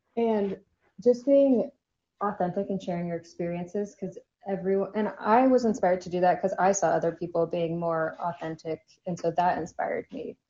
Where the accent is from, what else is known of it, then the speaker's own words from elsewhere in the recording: Southern California, United States; moved away; also born or lived in New York / Miami; I grew up in Southern California and then I lived in New York for a little